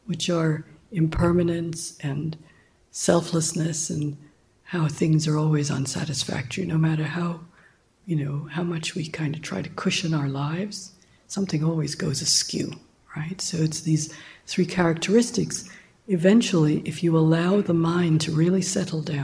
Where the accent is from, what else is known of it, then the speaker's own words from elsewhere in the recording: Jamaica; moved away; I'm from Jamaica